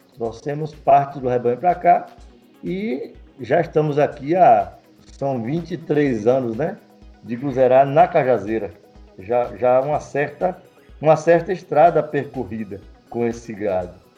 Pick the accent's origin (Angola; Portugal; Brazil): Brazil; Mundo Novo, Bahia; also born or lived in Salvador; Nascido aqui em Mundo Novo, e criado na fazenda, saí para, para Salvador estudar veterinária